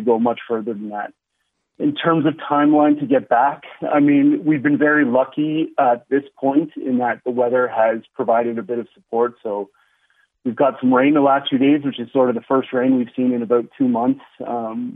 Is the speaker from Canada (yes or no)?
yes; Canada; also born or lived in Dublin, Ireland; as a Canadian who I have my Irish connections